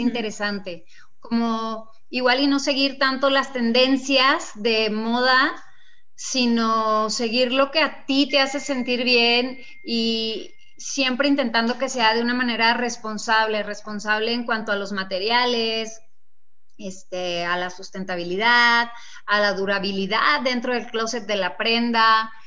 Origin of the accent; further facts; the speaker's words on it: Casas Grandes, Chihuahua, Mexico; moved away as an adult; now in Mexico City, Mexico; Pues soy de Chihuahua, efectivamente, nací en Casas Grandes, sacando de mi tierra tengo 22 años viviendo en la Ciudad de México.